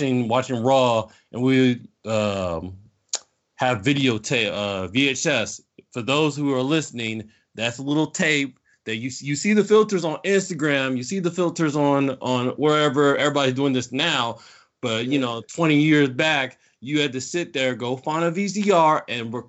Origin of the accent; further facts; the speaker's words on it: South Bend, Indiana, United States; also born or lived in Norcross, Georgia; now in Atlanta, United States; I'm originally from South Bend, Indiana. Moved down here about 92, 93 to here in Atlanta.